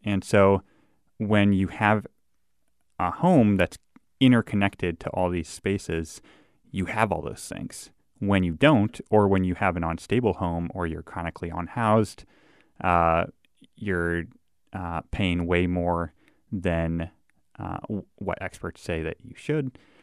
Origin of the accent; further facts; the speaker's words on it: Davenport, Iowa, United States; moved away as an adult; also born or lived in Missouri / Minnesota; I grew up in Davenport, Iowa